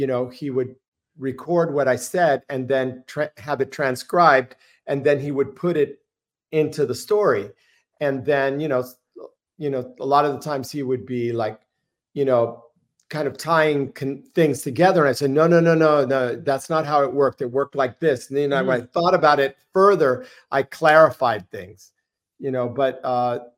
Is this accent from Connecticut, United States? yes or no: no; Gainesville, Florida, United States; I was born in Gainesville, Florida.